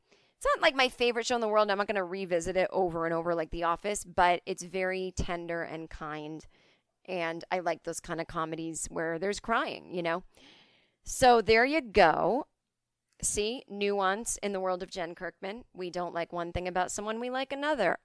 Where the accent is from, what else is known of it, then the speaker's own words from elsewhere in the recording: Needham, Massachusetts, United States; my hometown of Needham, Massachusetts